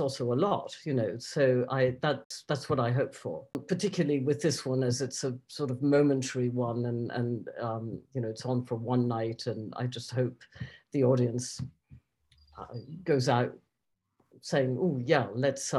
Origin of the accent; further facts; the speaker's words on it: Basque Country, Spain; moved away; I grew up in the Basque Country